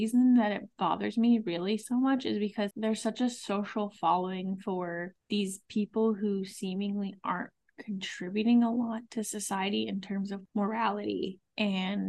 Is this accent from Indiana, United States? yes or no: no; Massachusetts, United States; we're both from Massachusetts. We don't live far from Boston